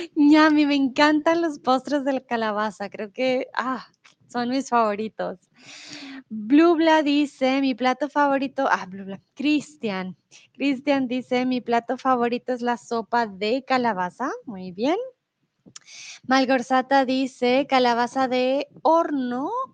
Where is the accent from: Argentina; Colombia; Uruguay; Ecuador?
Colombia; also born or lived in Mexico; now in Germany; comúnmente vivo en Alemania, soy de Colombia